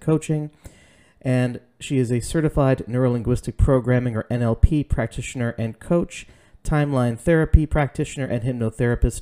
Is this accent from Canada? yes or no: yes; Canada; also born or lived in Trinidad; I was born in Trinidad and raised here